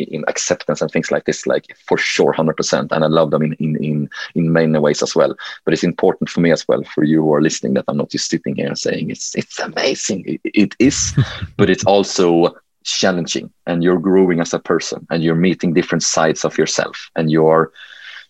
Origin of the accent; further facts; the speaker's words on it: Helsingborg, Skåne, Sweden; accent: Swenglish; English is a second language; Helsingborg, my hometown.